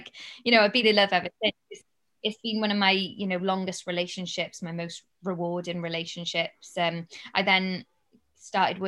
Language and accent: English; Cardiff, Wales, United Kingdom; moved away as an adult; also born or lived in London; to broadcast to my hometown